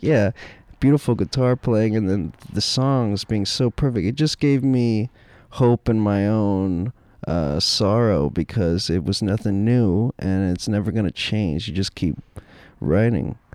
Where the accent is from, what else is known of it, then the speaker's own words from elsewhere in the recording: Dallas, Texas, United States; all the people I grew up around in Dallas